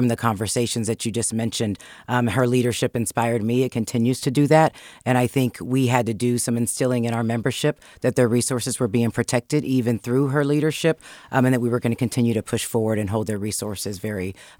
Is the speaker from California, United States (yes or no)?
yes; Sacramento, California, United States; Yeah, Sacramento is where I grew up, born and raised. I have hundreds of family members, a big, gigantic family with cousins everywhere. Went to Christian Brothers High School in Sacramento with a lot of family members